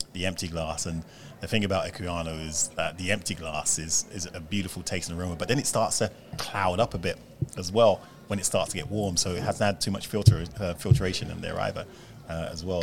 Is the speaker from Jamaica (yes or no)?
yes; Jamaica; We're Jamaican